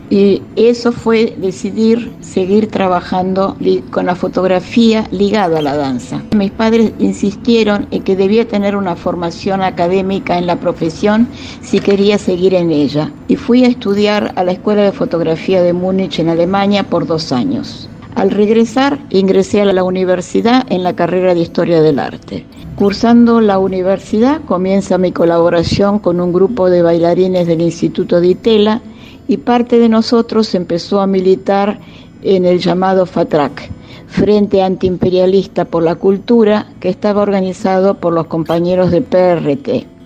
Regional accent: Buenos Aires, Argentina; born there; Nací en Buenos Aires en 1945.

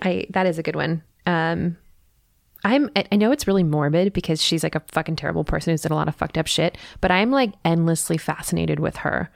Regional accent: Midwest, United States; I'm from the Midwest

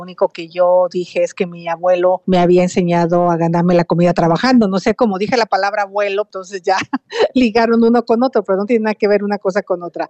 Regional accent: Valle del Mezquital, Hidalgo, Mexico; also born or lived in Iztapalapa, Mexico City; now in Mexico City, Mexico; yo vengo del Valle del Mezquital, yo soy una migrante a la ciudad que llegó a Iztapalapa a vivir

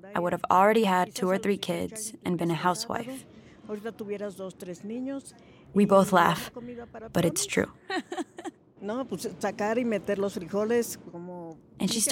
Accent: United States; now in Mexico; De los Estados Unidos, the United States

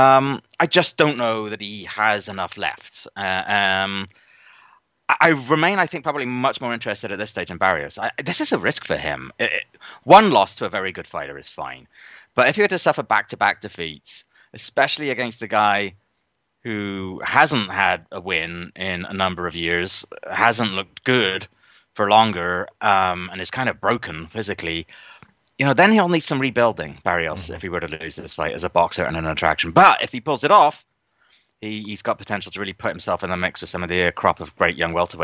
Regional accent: across the Bristol Channel from Cardiff, South West England, United Kingdom; just across the Bristol Channel from my hometown

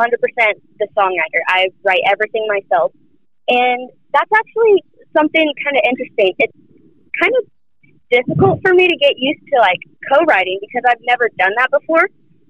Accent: Charlotte, North Carolina, United States; I'm actually from Charlotte

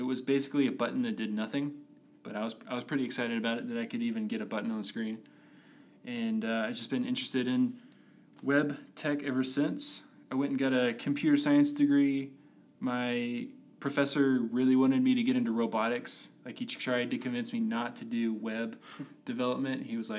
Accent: Stephenville, Texas, United States; moved away as an adult; now in Utah, United States; I grew up in Stephenville, Texas.

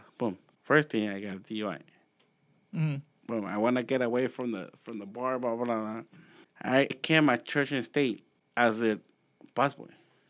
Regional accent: Los Angeles, California, United States; I grew up in Boyle Heights.

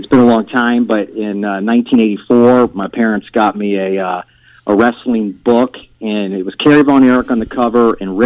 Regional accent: Orlando, Florida, United States; I'm from Orlando, Florida

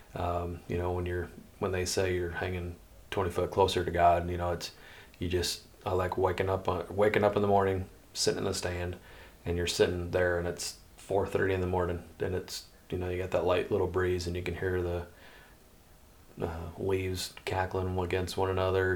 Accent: Des Moines, Iowa, United States; also born or lived in Altoona, Iowa; I grew up in central Iowa and uh, was born and raised in Des Moines

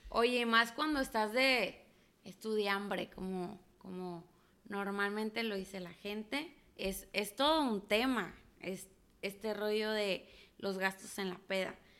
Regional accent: La Paz, Baja California Sur, Mexico; now in Monterrey, Mexico; soy foránea, que soy de La Paz, Baja California

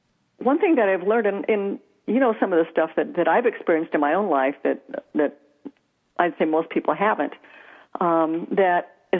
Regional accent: Des Moines, Iowa, United States; moved away as an adult; also born or lived in Missouri / Orange County, California; now in Silicon Valley, United States; I was born and raised in Des Moines, Iowa.

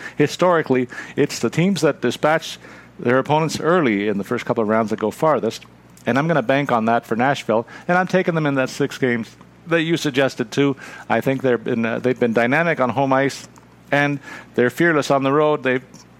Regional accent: Canada; a Canadian hockey fan

